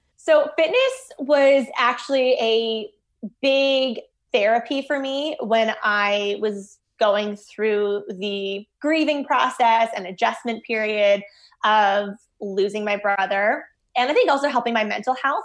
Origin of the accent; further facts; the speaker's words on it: Winnipeg, Manitoba, Canada; moved away as an adult; also born or lived in Toronto; I grew up in Winnipeg, Manitoba, born and raised